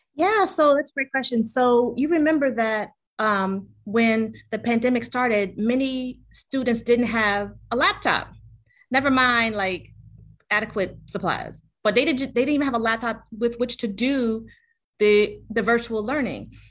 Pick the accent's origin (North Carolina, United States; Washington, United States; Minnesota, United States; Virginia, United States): Virginia, United States; Richmond; moved away as an adult; also born or lived in New York City; born and raised in Richmond